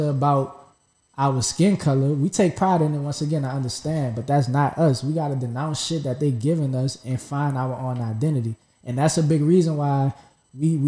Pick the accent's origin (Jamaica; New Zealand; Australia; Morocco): Jamaica; where I'm from, I'm Jamaican